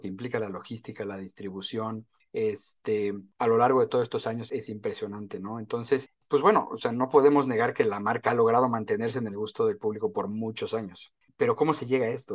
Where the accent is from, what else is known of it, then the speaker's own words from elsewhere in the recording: Mexico; como mexicano